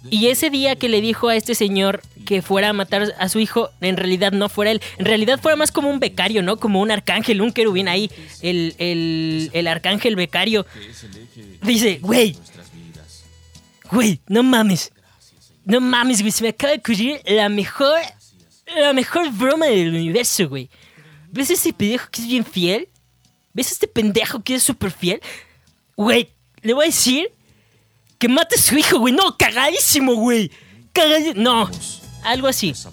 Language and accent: Spanish; Texcoco, State of Mexico, Mexico; A todos mis texcoquetos les mando un saludo. Si tú eres de Texcoco, comenta aquí abajo. Soy de Texcoco. Maldita sea, arriba el orgullo texcoqueto.